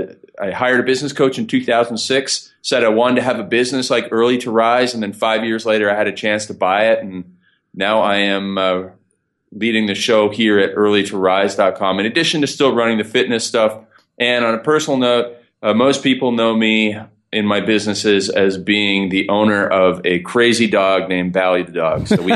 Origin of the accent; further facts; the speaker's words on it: Canada; So I am Canadian. So please excuse my funny accent. I'll say some words pretty strange.